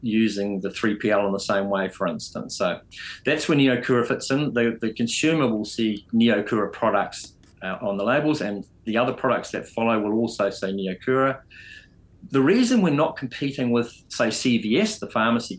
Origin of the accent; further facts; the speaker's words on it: New Zealand; also born or lived in United Kingdom; And I'm a Kiwi